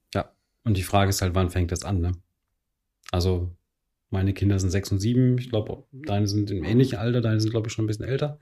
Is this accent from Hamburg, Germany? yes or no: no; Telgte, North Rhine-Westphalia, Germany; ich selbst habe in Telchte gespielt, in dem Ort, wo ich aufgewachsen bin.